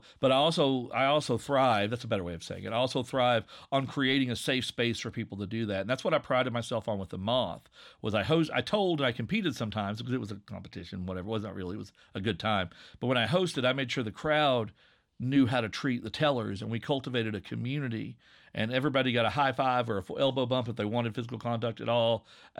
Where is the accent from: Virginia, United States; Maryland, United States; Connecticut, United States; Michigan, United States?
Virginia, United States; I'm going to relax into my accent because I'm from Southwest Virginia. I'm from coal country. This is what I sound like.